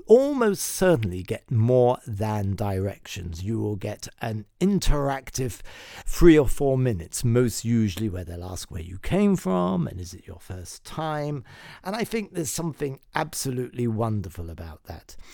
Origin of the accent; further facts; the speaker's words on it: London, United Kingdom; moved away as an adult; now in Dublin, Ireland; I came from London and I was brought up in a way that you'd be quite reserved, that English reserve